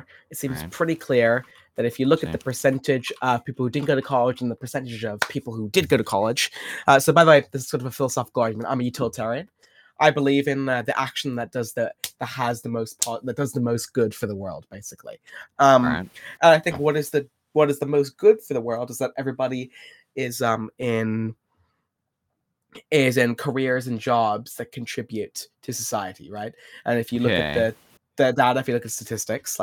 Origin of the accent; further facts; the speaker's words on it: Ireland; I'm from Ireland